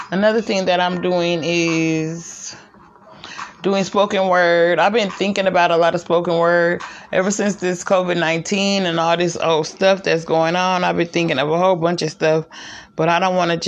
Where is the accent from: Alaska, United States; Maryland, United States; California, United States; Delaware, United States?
California, United States; moved away as an adult; also born or lived in Las Vegas, Nevada / Georgia; now in Arkansas, United States; I'm from California